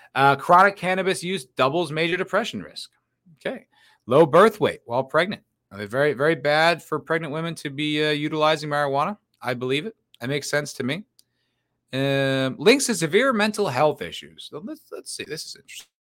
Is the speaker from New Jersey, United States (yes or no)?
yes; New Jersey, United States; now in Austin, United States; I'm from New Jersey